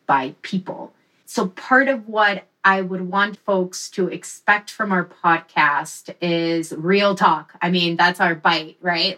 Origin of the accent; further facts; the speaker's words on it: Wisconsin, United States; also born or lived in Mexico; I'm originally from Mexico. Grew up in Wisconsin